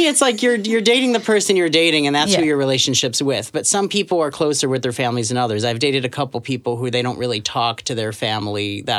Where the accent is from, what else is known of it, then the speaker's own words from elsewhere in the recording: Orlando, Florida, United States; I grew up in the South, like in Florida. So, it's not like the area I was in wasn't like all swamp and backwater like a lot of people picture. It was like Central Florida, like Orlando.